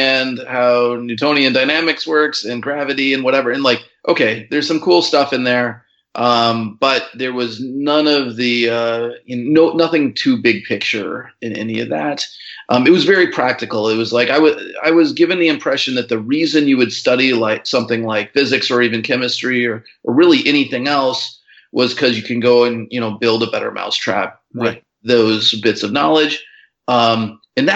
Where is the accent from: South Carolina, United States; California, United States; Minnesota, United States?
Minnesota, United States; rural; I grew up in, you know, the countryside of rural Minnesota, 7 miles to the nearest town